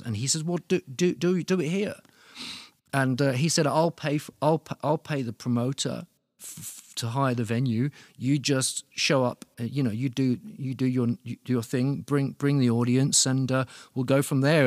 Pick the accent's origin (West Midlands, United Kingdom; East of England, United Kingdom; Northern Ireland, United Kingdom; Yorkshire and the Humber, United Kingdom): East of England, United Kingdom; Luton; moved away as an adult; now in Berlin, Germany; I'm from Luton, which is, which is, like, just outside London.